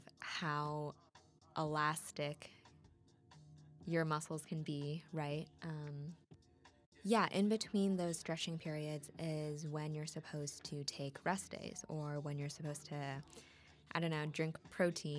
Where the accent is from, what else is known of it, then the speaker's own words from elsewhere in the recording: Wisconsin, United States; accent: Wisco; my Wisco accent